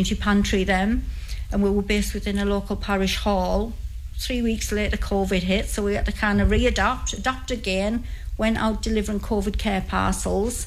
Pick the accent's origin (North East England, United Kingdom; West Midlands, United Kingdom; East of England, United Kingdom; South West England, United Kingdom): North East England, United Kingdom; St Helen Auckland; I'm originally a St Helens girl, and I always will be. That's where I was born and brought up